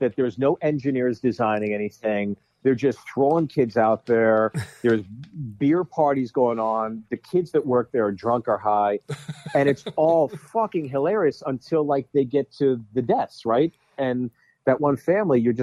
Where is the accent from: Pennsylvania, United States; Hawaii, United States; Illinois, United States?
Pennsylvania, United States; Pittsburgh; moved away; also born or lived in New York City; growing up on East Coast, you know, blue collar city like Pittsburgh